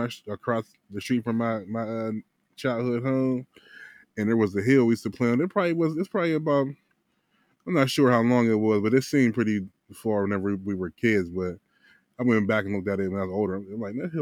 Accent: Wilkinsburg, Pennsylvania, United States; I grew up in Wilkesburg

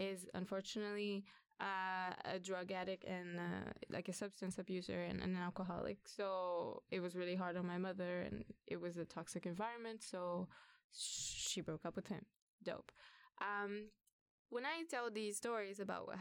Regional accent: Brazil; now in Sweden; I was born in Brazil

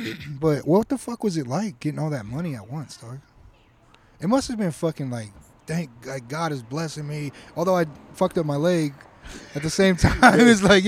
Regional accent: Ontario, California, United States; I grew up in Ontario.

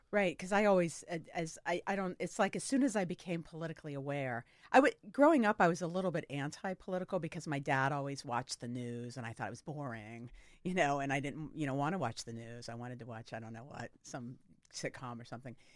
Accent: Sarasota, Florida, United States; I grew up in Sarasota, Florida

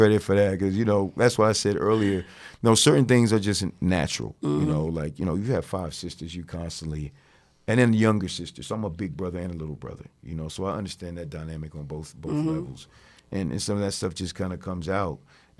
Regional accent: East Coast, United States; You know, I'm from the East Coast. I like being on the East Coast.

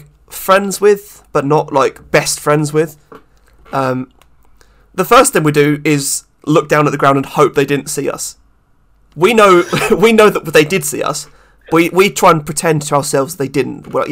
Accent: England, United Kingdom; I'm English, and in England, we have a drinking culture

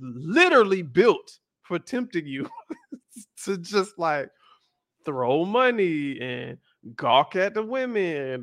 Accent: the South, United States; I grew up in the South, y'all, and I grew up in a very churchy home.

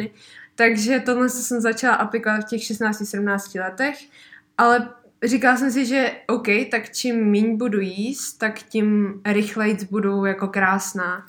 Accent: Benešov, Central Bohemian Region, Czechia; tady u nás v Benešově

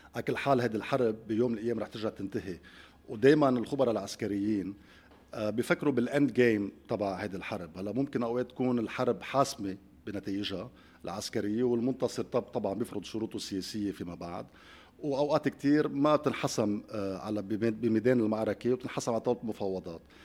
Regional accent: Lebanon; نحن عندنا قدره كلبنانيين

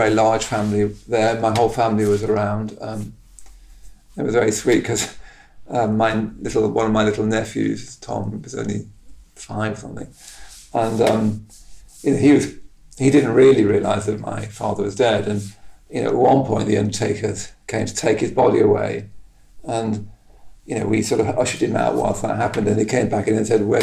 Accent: Henley-in-Arden, West Midlands, United Kingdom; moved away; this small town of Henley in Arden, where I came from

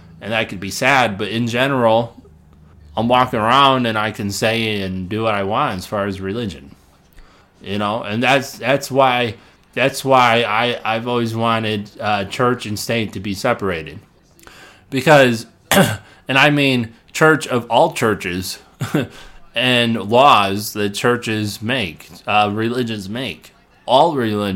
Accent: Illinois, United States; my hometown that I grew up in, Illinois

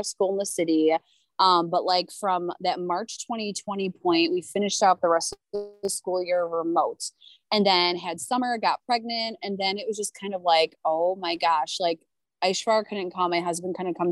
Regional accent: Chicago, Illinois, United States; I am a Chicago burb mom, grew up in the burbs. So I'm from Chicago, born and bred

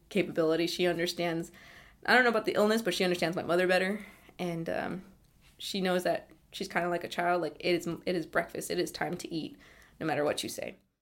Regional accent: East Bay, California, United States; I'm from the East Bay in California

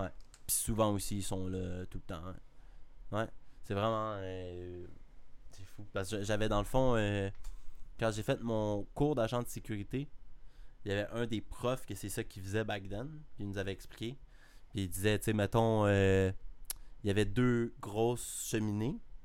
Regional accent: Canada; je suis canadien.

